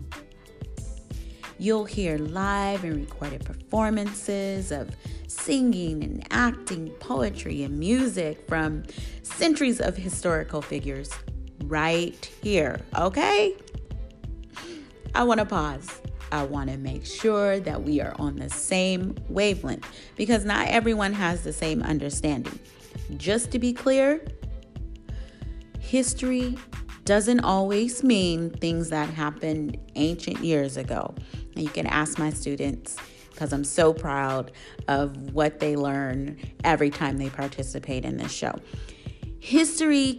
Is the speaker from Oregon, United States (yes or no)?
yes; Portland, Oregon, United States; my hometown, Portland, Oregon